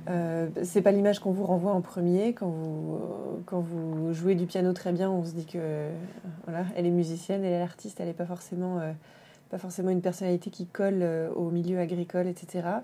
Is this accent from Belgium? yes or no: no; Dijon, Bourgogne-Franche-Comté, France; moved away as an adult; also born or lived in Paris / Le Havre; Mais, euh, non, moi je suis née à Paris. Ensuite, on a vécu un peu au Havre. Et ensuite, j'ai fait ma scolarité collège-lycée à Dijon.